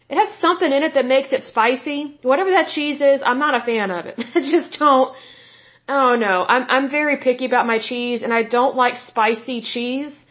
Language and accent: English; Oklahoma, United States; Next is my home state of Oklahoma.